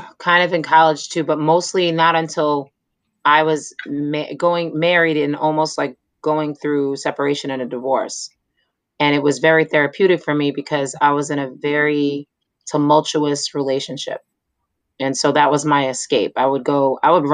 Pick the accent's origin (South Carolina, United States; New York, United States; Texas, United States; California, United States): New York, United States; New York City; moved away; I grew up in Staten Island